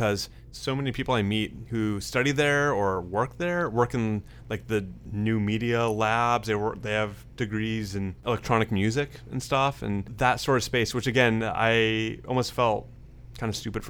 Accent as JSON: {"language": "English", "town": "San Francisco", "region": "California", "country": "United States", "tie": "born or raised there"}